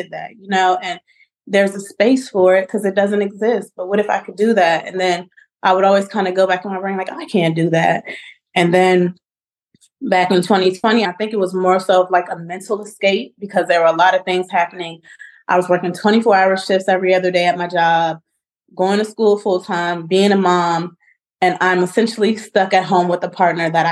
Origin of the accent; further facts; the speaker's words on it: Charlottesville, Virginia, United States; my life in Orangedale, growing up in Charlottesville, living in Orangedale